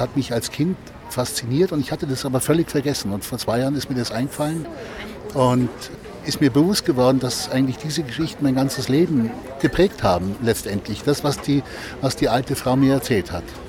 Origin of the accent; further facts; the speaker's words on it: Oberstdorf, Bavaria, Germany; in meinem Heimatort Oberstdorf